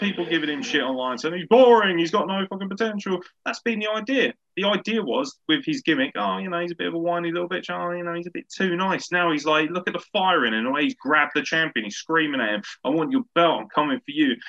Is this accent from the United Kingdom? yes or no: yes; United Kingdom; particularly being British